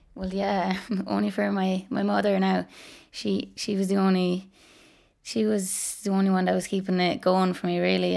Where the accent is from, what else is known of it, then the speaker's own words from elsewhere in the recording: Ballinroad, Munster, Ireland; I'm from Ballinroad, um, it's in Waterford. It's just outside Dungarvan